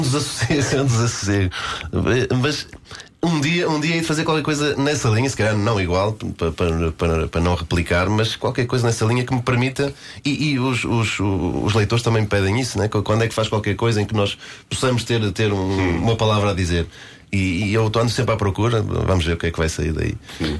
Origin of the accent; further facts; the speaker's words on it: Guimarães, Norte, Portugal; Eu comecei no, no, no Grande Vitória de Guimarães, né, na minha terra natal